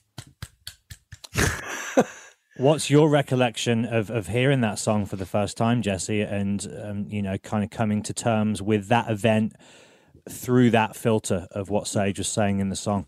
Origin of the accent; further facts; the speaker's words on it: England, United Kingdom; as an English fellow